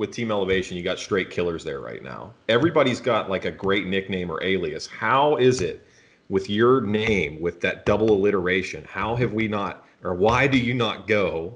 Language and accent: English; Pittsburgh, Pennsylvania, United States; I'm originally from Pittsburgh